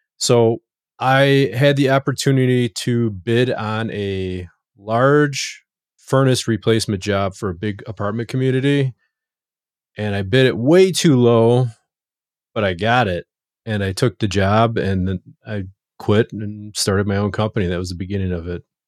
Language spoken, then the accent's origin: English; Chicago, Illinois, United States; I grew up on the south side of Chicago